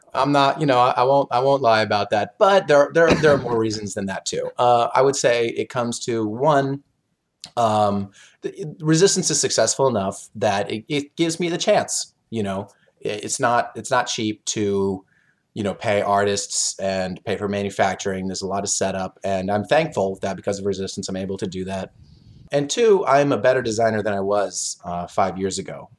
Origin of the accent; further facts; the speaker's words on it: Oklahoma, United States; moved away as an adult; also born or lived in South Korea; now in Chicago, United States; I'm from Oklahoma. I've been in South Korea a while. I now live in Chicago.